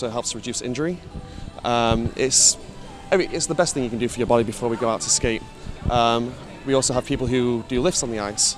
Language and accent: English; Manchester, North West England, United Kingdom; I'm from Manchester, England